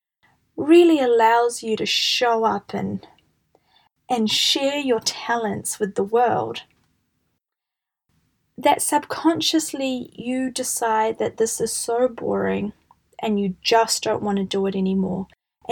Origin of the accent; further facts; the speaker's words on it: New Zealand; I'm from New Zealand and we have a concept here called the tall poppy syndrome